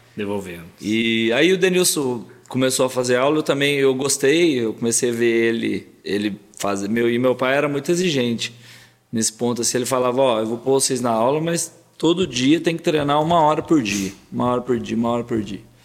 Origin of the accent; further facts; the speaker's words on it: Paraguaçu, Minas Gerais, Brazil; also born or lived in São Bernardo do Campo / Machado; depois meu pai já voltou, nosso pai já voltou para Paraguaçu